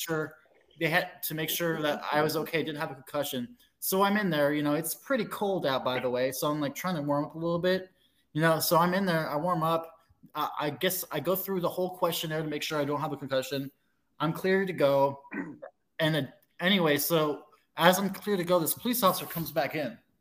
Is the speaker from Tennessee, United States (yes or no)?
no; Alaska, United States; I'm originally from Alaska